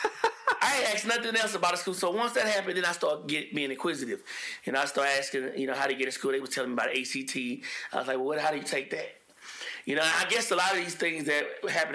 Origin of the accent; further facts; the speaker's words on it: East Baton Rouge Parish, Louisiana, United States; I grew up in East Baton Rouge Parish